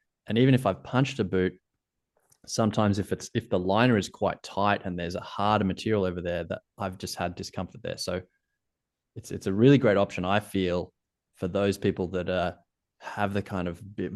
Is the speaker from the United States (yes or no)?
no; Australia; accent: Australian; I'm Australian